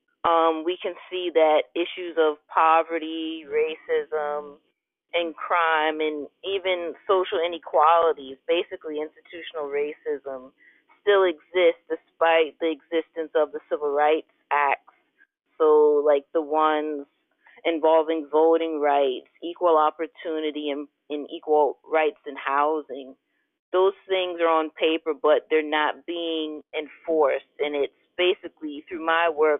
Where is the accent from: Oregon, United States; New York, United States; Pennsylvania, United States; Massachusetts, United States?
Pennsylvania, United States; Philadelphia; I'm born and raised in Philadelphia